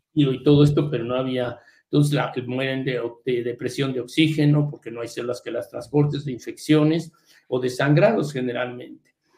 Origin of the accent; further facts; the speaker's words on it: Mexico; moved away as an adult; also born or lived in United States / England; now in London, United Kingdom; yo salí de México pero entrando a, primero a Harvard y luego a Inglaterra